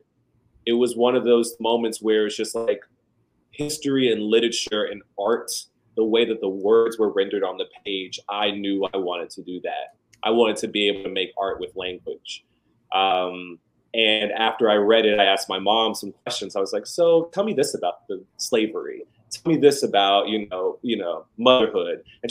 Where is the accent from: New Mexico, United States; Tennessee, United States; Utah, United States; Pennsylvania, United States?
Tennessee, United States; Memphis; moved away as an adult; also born or lived in Atlanta, Georgia / New Haven, Connecticut; I grew up in Memphis